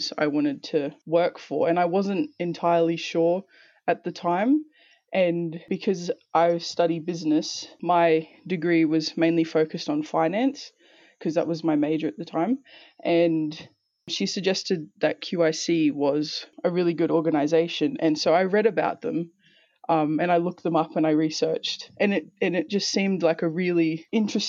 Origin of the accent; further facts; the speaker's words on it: Toowoomba, Queensland, Australia; also born or lived in Townsville / Torres Strait Islands; I was born in Townsville and I grew up in Toowoomba from the age of about 5